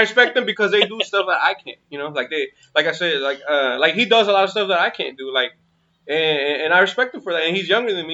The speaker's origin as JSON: {"language": "English", "town": "Sacramento", "region": "California", "country": "United States", "also_born_or_lived": "530 area code, Northern California", "said": "I'm originally from Sacramento"}